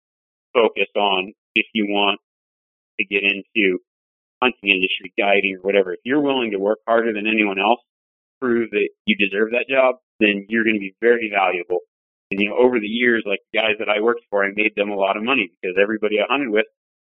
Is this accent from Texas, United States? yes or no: no; Nevada, United States; moved away; also born or lived in Montana; I grew up in Nevada, but I started guiding in Montana.